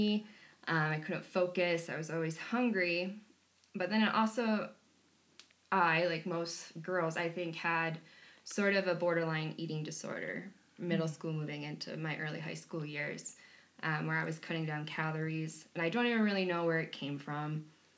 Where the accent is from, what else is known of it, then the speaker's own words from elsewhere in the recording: Wisconsin, United States; I come from Wisconsin. I come from humble backgrounds, working class family.